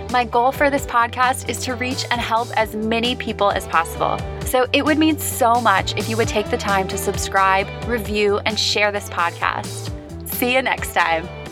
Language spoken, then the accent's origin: English; Midwest, United States; growing up in the Midwest